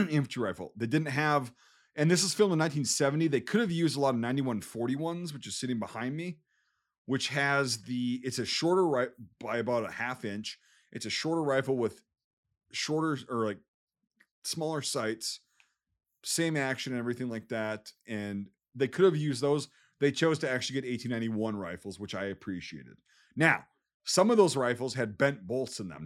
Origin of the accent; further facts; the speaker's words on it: United States; I'm an American